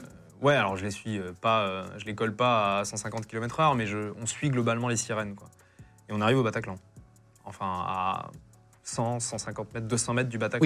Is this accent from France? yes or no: yes; Pompertuzat, Occitania, France; j'ai grandi euh, à Pompertusa, au sud de Toulouse